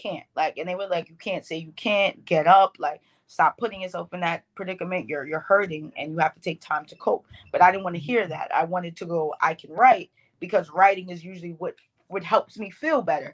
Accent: New York, United States; accent: Bronx; I'm from New York. If y'all don't hear all the Bronx in my accent

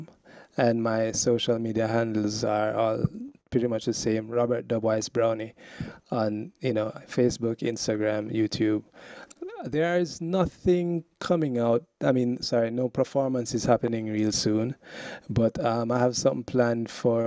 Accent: Jamaica; I'm Jamaican

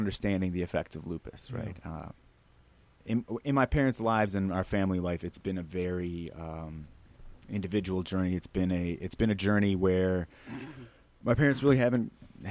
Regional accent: Oak Park, Illinois, United States; moved away; I grew up in Oak Park, which is famous for Frank Lloyd Wright homes

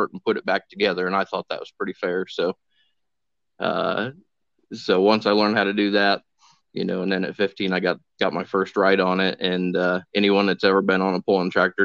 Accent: Winamac, Indiana, United States; now in West Point, United States; I grew up in Winnemac, Indiana. Currently living in West Point, just outside of Lafayette

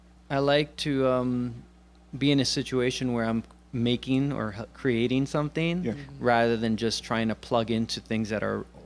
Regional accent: New York City, New York, United States; moved away as an adult; also born or lived in Rochester, New York; I'm from Brooklyn, New York. Okay. Born and raised. And about 8 years ago, I moved up to upstate New York, Rochester, New York.

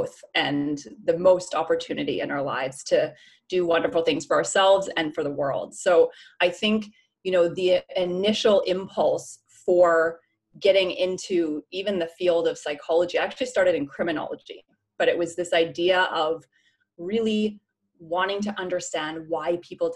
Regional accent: Canada; moved away; also born or lived in Vancouver; I'm from Canada originally

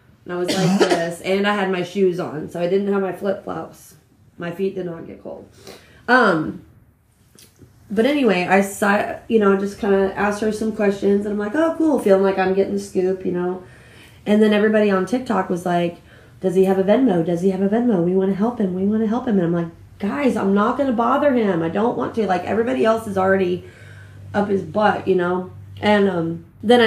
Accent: Lincoln, Nebraska, United States; I was born and raised in Lincoln, Nebraska

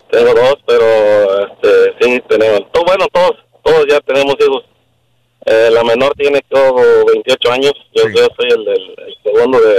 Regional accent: Michoacán, Mexico; now in United States; somos de, México, de Michoacán.

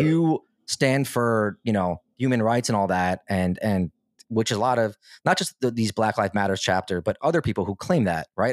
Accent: United States; I grew up in America

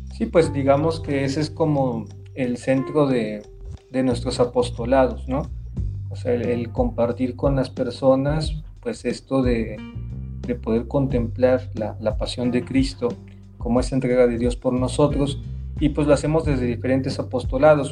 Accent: Córdoba, Veracruz, Mexico; moved away as an adult; yo soy originario de Córdoba, Córdoba, Veracruz, ¿sí? y ahí en la tierra del café y de la caña

